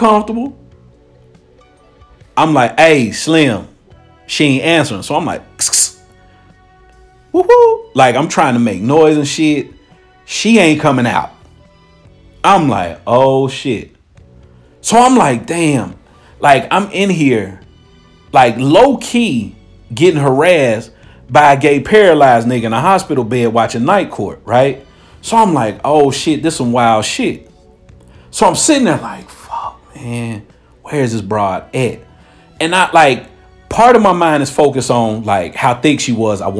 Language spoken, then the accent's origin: English; Cincinnati, Ohio, United States; moved away; I'm from Cincinnati